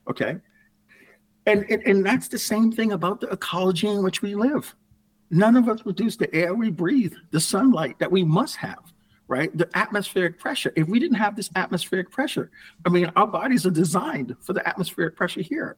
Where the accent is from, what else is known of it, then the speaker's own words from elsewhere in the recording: New York City, New York, United States; moved away as an adult; also born or lived in Houston, Texas / Connecticut; I grew up in the Bronx, and yeah, it was a very happy upbringing